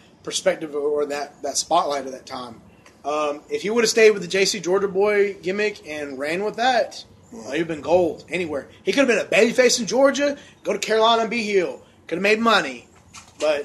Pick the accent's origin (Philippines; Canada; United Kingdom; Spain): United Kingdom; I'm British